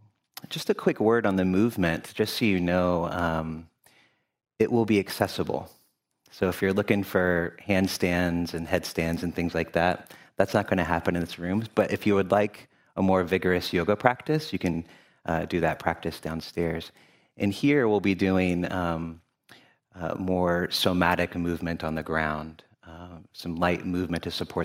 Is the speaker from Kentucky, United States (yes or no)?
yes; Louisville, Kentucky, United States; also born or lived in Memphis, Tennessee; now in Cincinnati, United States; I use he, him pronouns. I currently live in Cincinnati, Ohio, but I was born in Memphis, Tennessee, and grew up in Louisville, Kentucky.